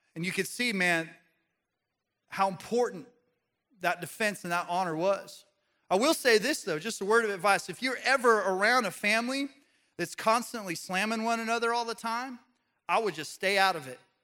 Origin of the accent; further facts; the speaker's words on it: Pagosa Springs, Colorado, United States; moved away; I go back to my hometown. Uh, this is in Pagosa Springs, Colorado.